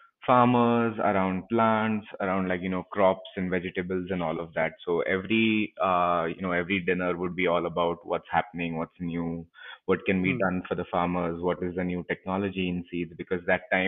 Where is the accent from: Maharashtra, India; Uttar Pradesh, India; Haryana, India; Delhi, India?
Maharashtra, India; Pune; also born or lived in Los Angeles; I've been born and brought up in Pune itself